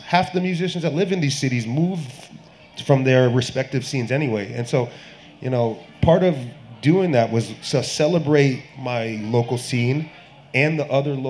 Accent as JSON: {"language": "English", "region": "Massachusetts", "country": "United States", "tie": "born or raised there", "said": "I grew up in Western Massachusetts."}